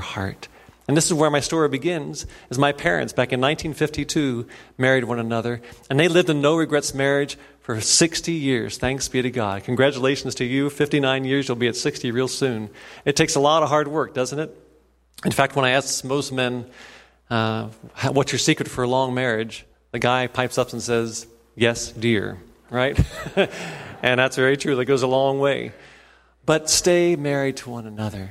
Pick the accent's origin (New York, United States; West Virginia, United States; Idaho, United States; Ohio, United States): Ohio, United States; Cincinnati; also born or lived in Indiana / Boston, Massachusetts; I grew up there in Cincinnati